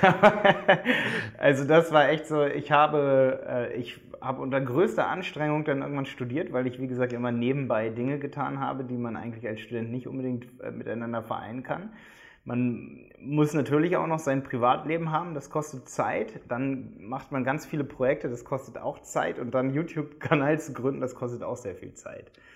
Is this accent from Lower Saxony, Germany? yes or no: yes; Hildesheim, Lower Saxony, Germany; moved away as an adult; now in Dresden, Germany; Wir kommen alle aus Hildesheim bei Hannover